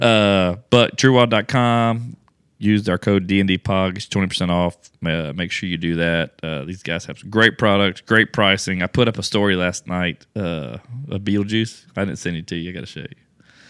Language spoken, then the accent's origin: English; Louisiana, United States; I'm from Louisiana